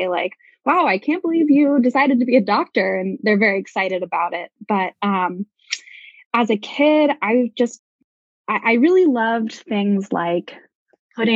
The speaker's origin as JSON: {"language": "English", "town": "Portland", "region": "Oregon", "country": "United States", "tie": "born or raised there", "also_born_or_lived": "Bay Area, California", "said": "I grew up in Oregon, and I'm from Portland"}